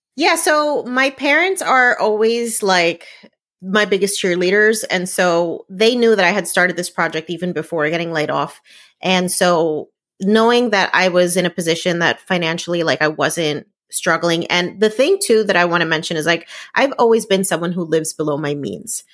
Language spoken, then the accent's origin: English; New Jersey, United States; I grew up in New Jersey